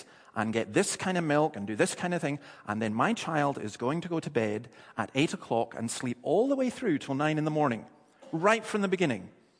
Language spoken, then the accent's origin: English; Dundee, Scotland, United Kingdom; But it's an identification that people have. I'm from Dundee.